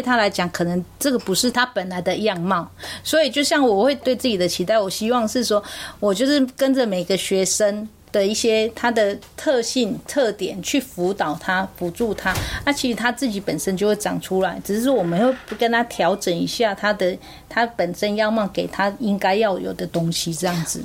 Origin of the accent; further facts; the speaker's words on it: Zhendu, Shengang, Taichung, Taiwan; 三纲郡堵，这是我的家乡